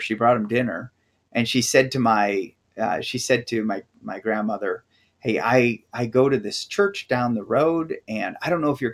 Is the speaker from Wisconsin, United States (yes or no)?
yes; Wisconsin, United States; moved away; also born or lived in Tennessee; I grew up in Wisconsin